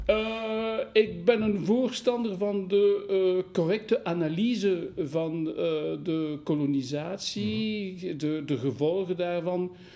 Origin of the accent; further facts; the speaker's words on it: Wallonia, Belgium; Dutch is a second language; ik ben een Waal